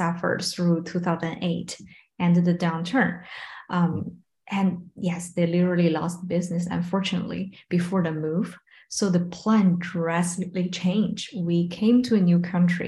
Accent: Beijing, China; also born or lived in Shanghai; born in Shanghai, grew up in Beijing

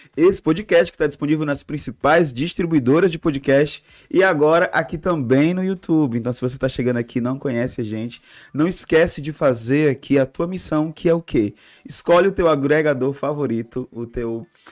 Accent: Ceará, Brazil; somos cearenses

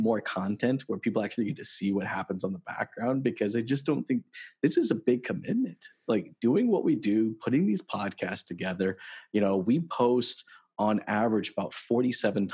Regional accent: United States; moved away as an adult; now in Toronto, Canada; I'm actually American. I moved to Canada roughly about 10 years ago

